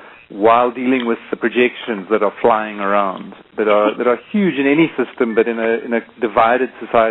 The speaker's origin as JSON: {"language": "English", "country": "South Africa", "said": "as a South African"}